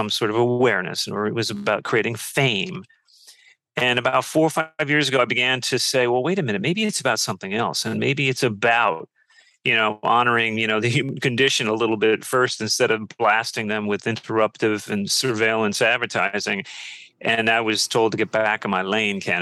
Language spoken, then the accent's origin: English; Peekskill, New York, United States; also born or lived in London / San Francisco / Washington, D.C. / Montclair, New Jersey; now in Brooklyn, United States; I grew up in Peekskill in Westchester